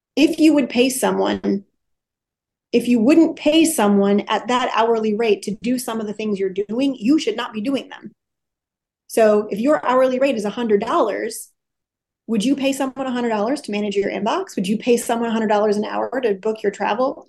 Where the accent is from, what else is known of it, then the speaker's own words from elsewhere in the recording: Wisconsin, United States; moved away as an adult; also born or lived in Los Angeles County, California; I grew up in a small Midwestern city